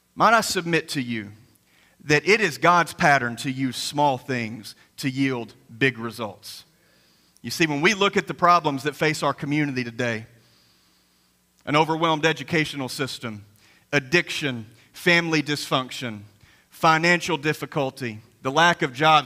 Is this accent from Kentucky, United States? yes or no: yes; Graves County, Kentucky, United States; coming from a Graves County boy like myself